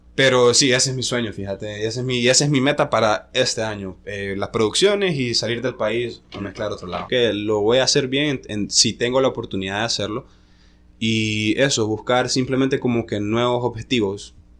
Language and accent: Spanish; La Ceiba, Atlántida, Honduras; also born or lived in Tegucigalpa; yo nací en Tegucigalpa, pero resido en La Ceiba. Desde, desde muy pequeño vivo ahí